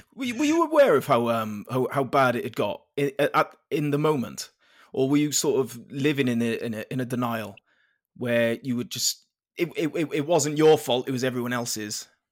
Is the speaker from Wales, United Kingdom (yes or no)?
yes; Penarth, Wales, United Kingdom; I'm from Penarth down in South Wales